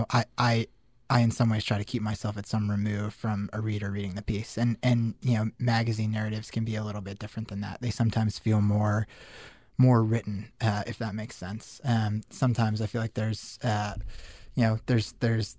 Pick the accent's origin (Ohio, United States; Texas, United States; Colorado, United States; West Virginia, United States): Colorado, United States; Denver; moved away as an adult; also born or lived in Syracuse; I grew up in Denver